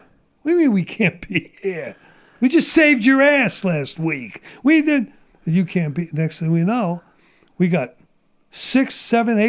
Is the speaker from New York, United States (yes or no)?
yes; New York City, New York, United States; moved away as an adult; also born or lived in Sumter, South Carolina; now in San Diego, United States; Where I grew up in Brooklyn, we had black gangs